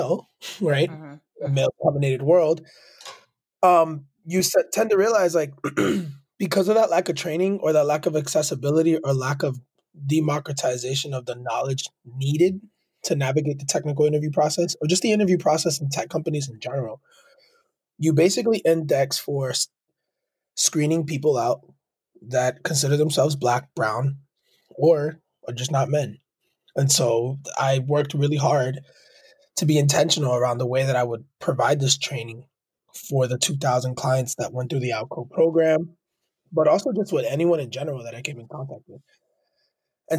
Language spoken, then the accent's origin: English; Lawrence, Massachusetts, United States; also born or lived in Manhattan, New York; I was born in Manhattan, New York, raised by a single mother born in Queens, New York. We moved to Lawrence, Massachusetts